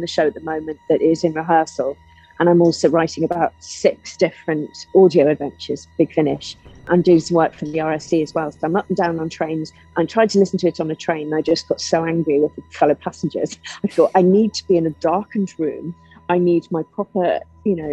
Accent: Liverpool, North West England, United Kingdom; I'm from Liverpool.

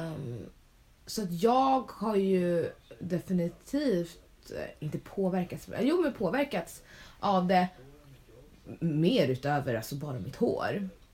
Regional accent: Sweden; presenterar jag mig väl som svensk

